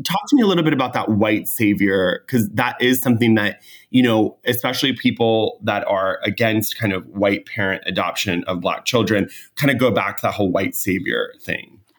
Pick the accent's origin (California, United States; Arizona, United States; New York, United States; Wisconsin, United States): California, United States; I'm from California